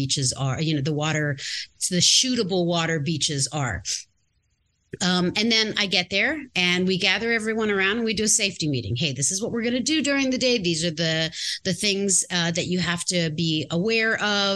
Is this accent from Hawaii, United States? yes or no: yes; Native Hawaiian, United States; I'm Native Hawaiian.